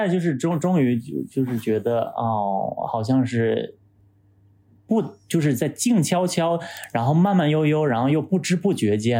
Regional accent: Shenyang, Liaoning, China; now in Beijing, China; 就像我从沈阳来到北京的那种感觉

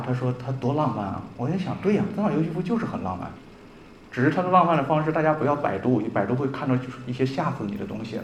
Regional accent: Northeast China, China; 我们东北人、东北这个地方

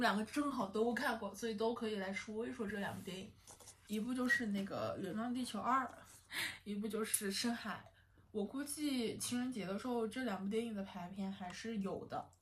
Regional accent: China; 而不是说我们中国人怎么怎么样

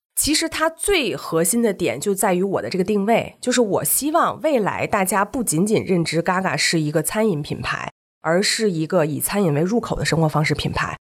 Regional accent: Beijing, China; also born or lived in Shenzhen; 我是北京人，以前被赛北京，经常北京、上海两边跑

